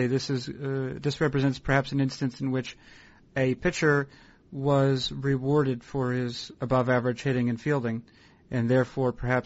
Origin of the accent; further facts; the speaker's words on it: New England, United States; I grew up in New England